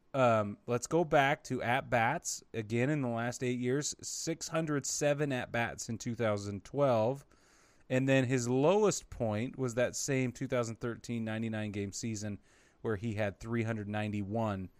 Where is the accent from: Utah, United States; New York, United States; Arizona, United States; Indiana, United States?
Utah, United States; I grew up in Utah